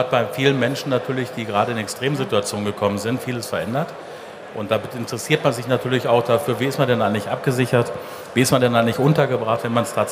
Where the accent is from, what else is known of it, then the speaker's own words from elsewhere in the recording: Dortmund, North Rhine-Westphalia, Germany; Wurzeln liegen hier in Dortmund. Ich bin also ein richtiger Dortmunder Junge, wie man so schön sagt. Ich bin hier in Dortmund geboren.